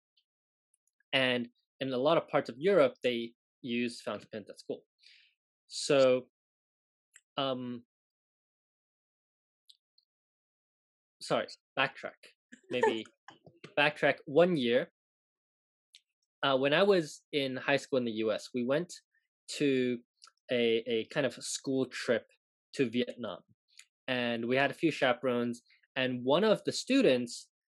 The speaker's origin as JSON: {"language": "English", "country": "Hong Kong", "tie": "born or raised there", "also_born_or_lived": "Japan", "moved": "yes", "said": "I grew up in Hong Kong"}